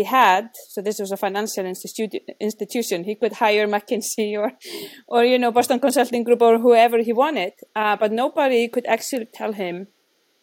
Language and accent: English; Iceland; moved away; I'm from Iceland